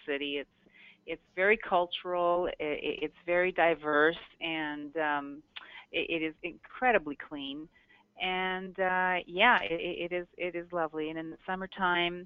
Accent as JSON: {"language": "English", "town": "Toronto", "region": "Ontario", "country": "Canada", "tie": "born or raised there", "moved": "yes", "lives_now": "Scottsdale, United States", "said": "I was born and raised in Toronto"}